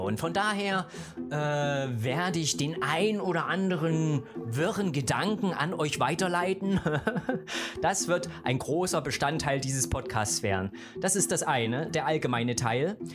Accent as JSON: {"language": "German", "town": "Gera", "region": "Thuringia", "country": "Germany", "tie": "born or raised there", "said": "ich bin in der DDR groß geworden, ne? Äh, in Thüringen geboren, im beschaulichen Thüringen, wunderschön, in der hässlichen Stadt Gera"}